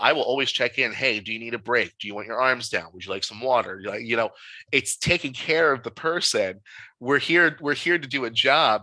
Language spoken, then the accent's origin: English; New Jersey, United States; moved away; I'm originally from South Jersey as well